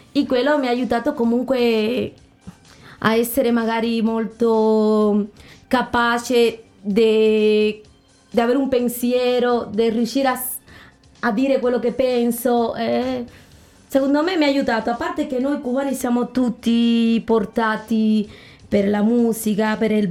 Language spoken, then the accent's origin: Italian; Sancti Spíritus, Cuba; now in Italy; Dopo da noi è molto famosa Trinidad, la città romantica che è stupenda, molto coloniale, bellissimo. E il mio paesino, dove abito io, è molto famoso perché ci sono i laghi di Mayahiwa